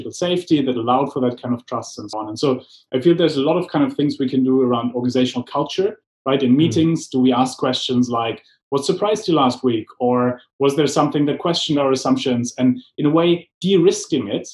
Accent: Germany; moved away; growing up in Germany, I got trained in strategic planning

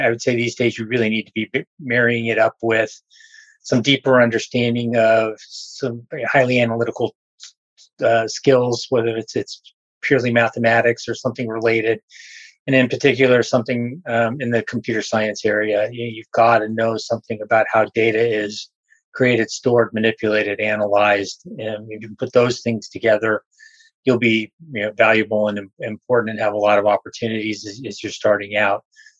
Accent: Los Angeles, California, United States; I grew up in Los Angeles area.

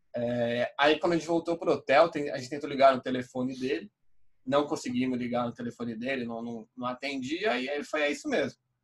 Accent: Brazil; a gente é brasileiro

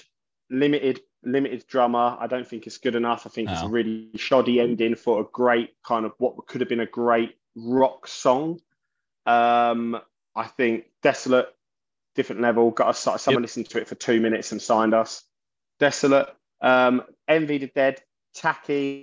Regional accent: London, United Kingdom; I'm from South London

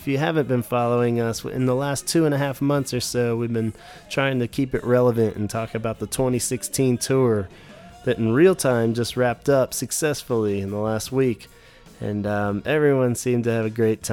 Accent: Stafford, Virginia, United States; now in North Carolina, United States; I grew up in Stafford, Virginia, about 1 hour south of D.C.

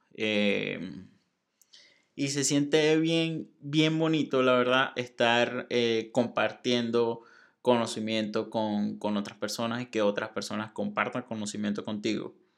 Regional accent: Maracaibo, Zulia, Venezuela; moved away as an adult; also born or lived in Monterrey, Mexico; now in Saltillo, Mexico; soy de Venezuela, soy de Maracaibo, estoy en México, ahora estoy en un lugar que se llama Saltillo

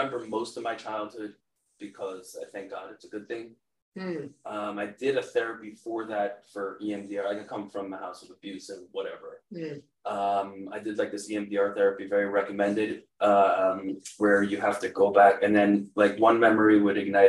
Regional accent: Cedarhurst, New York, United States; moved away; growing up in Cedarhurst

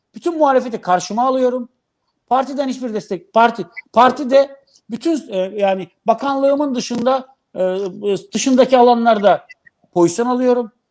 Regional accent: Black Sea Region, Turkey

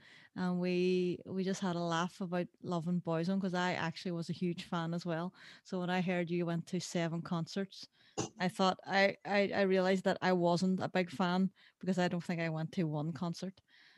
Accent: Derry, Northern Ireland, United Kingdom; I'm a filmmaker from Derry City in Northern Ireland.

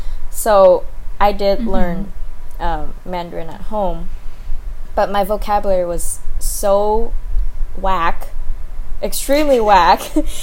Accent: Vietnam; I feel like when I grew up in Vietnam, I felt a little bit like an alien.

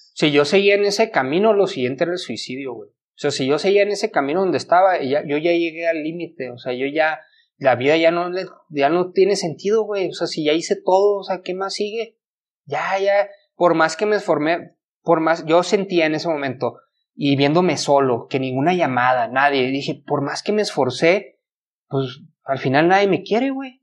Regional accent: Ciudad Obregón, Sonora, Mexico; moved away as an adult; now in Chihuahua, Mexico; mi mamá se había ido a vivir aquí a Chihuahua, porque soy de Obregón, de Obregón. Entonces yo había venido a vivir a Chihuahua

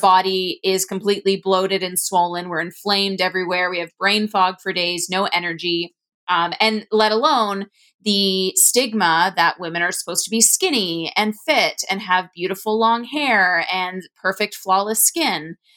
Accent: Ontario, Canada; I'm from Ontario, Canada

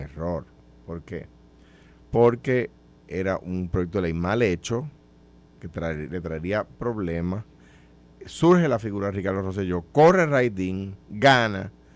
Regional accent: Puerto Rico; yo soy puertorriqueño, yo tengo la ciudadanía de Estados Unidos pero yo soy puertorriqueño

